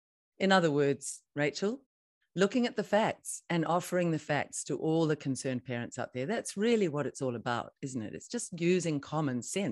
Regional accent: New Zealand; if you're in any doubt as a Kiwi about what's going on, let's listen to our nurses who know what's happening in our hospitals

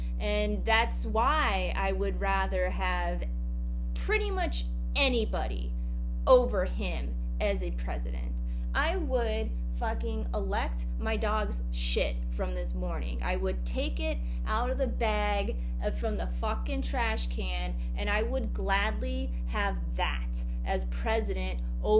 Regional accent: Wales, United Kingdom; I've done that here in the UK. I'm from Wales and I chose my own.

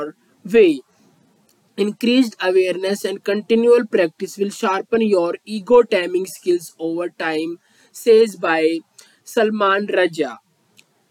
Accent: India; I am from India.

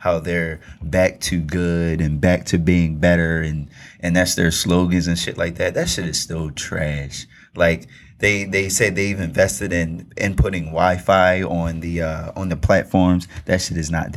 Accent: Baltimore, Maryland, United States; I'm from Baltimore.

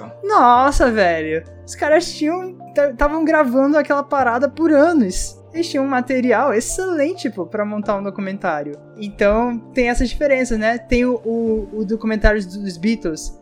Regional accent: Brazil; A gente brasileiro, nascido e criado no Brasil

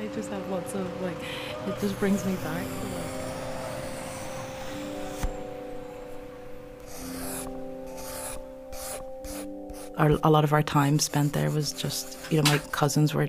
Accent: Ireland; moved away; also born or lived in Govanhill, Glasgow; I grew up in Ireland, but my kind of alternate summers were in Hong Kong

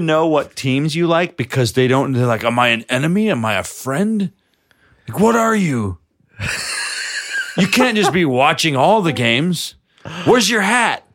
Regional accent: New York City, New York, United States; I'm from New York

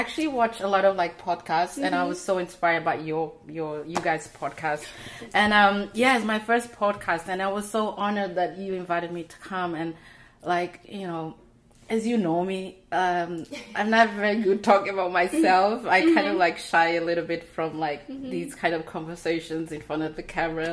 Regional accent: Portugal; also born or lived in Timor-Leste; now in United States; have to leave the country to move to Portugal. I was only 4 years old.

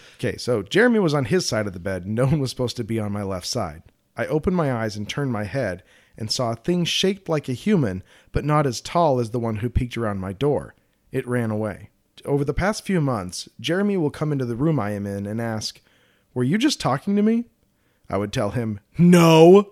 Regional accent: Colorado, United States; I'm from Colorado.

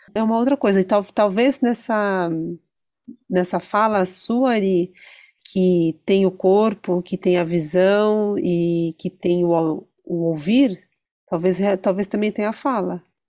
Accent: Brazil; eu sou brasileiro.

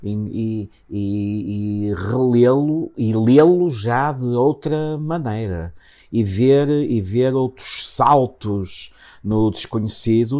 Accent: Matosinhos, Norte, Portugal; Matozinhos, que foi a casa, a casa onde, onde, onde eu nasci

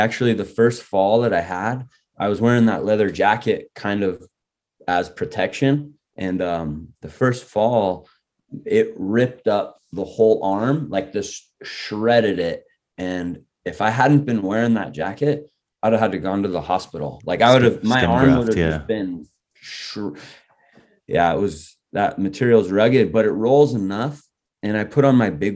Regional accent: Reno, Nevada, United States; moved away; also born or lived in San Diego; I was born in San Diego and raised in Reno.

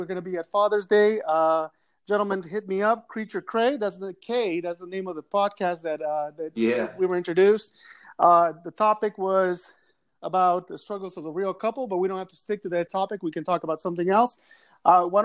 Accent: San Gabriel Valley, Southern California, United States; Southern California, near the Pasadena area, if you know where that's at. I'm from the San Gabriel Valley

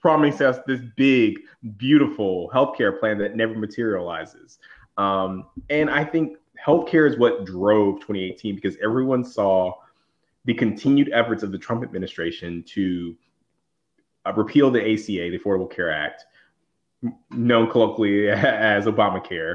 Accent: the South, United States; I'm from the South

